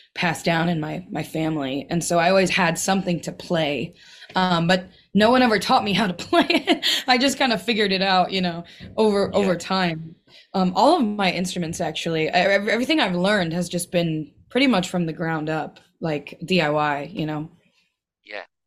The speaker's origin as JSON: {"language": "English", "town": "Milwaukee", "region": "Wisconsin", "country": "United States", "tie": "born or raised there", "said": "I grew up in Milwaukee"}